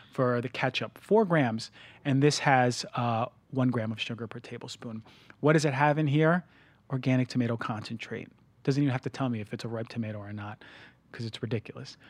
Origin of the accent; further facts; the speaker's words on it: New Jersey, United States; now in Los Angeles, United States; I'm from New Jersey